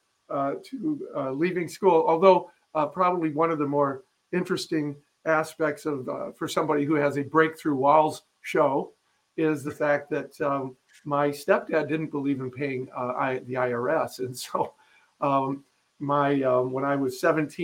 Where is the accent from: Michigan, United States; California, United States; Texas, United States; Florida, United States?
Michigan, United States; Fenton; born or raised there; also born or lived in Flint, Michigan